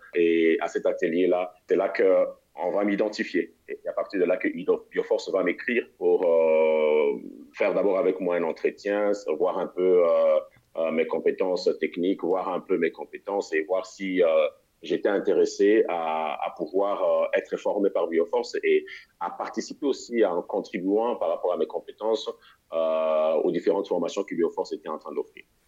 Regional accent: Kinshasa, DR Congo; moved away as an adult; also born or lived in Mali / Tanzania; je suis congolais de la République démocratique du Congo, c'est-à-dire Kinshasa

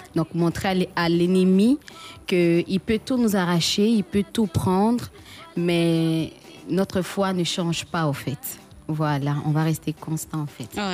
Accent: Bongouanou, Côte d’Ivoire; je viens de Bonguano.

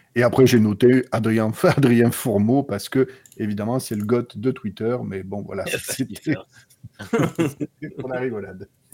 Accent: the South, southern France, France; je suis sudiste

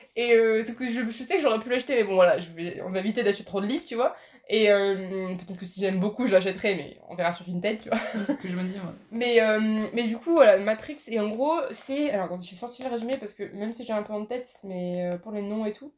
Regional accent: Poitiers, Nouvelle-Aquitaine, France; je viens de Poitiers

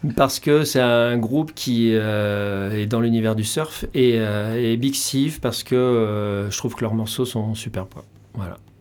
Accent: Charente-Maritime, Nouvelle-Aquitaine, France; moved away; Je suis originaire de Charente-Maritime au départ.

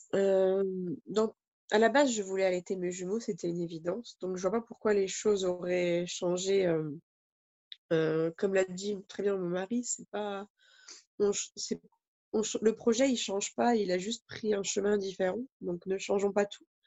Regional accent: France; chez nous en France

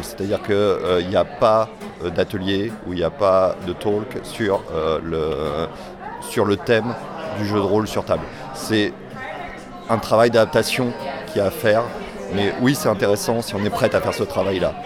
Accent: Nantes, Pays de la Loire, France; je viens de Nantes

